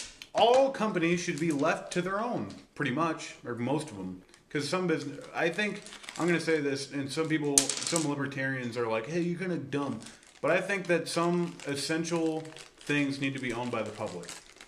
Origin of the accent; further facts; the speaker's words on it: Presque Isle, Maine, United States; now in Vernal, United States; But I'm from Presque Isle, which is even more Republican.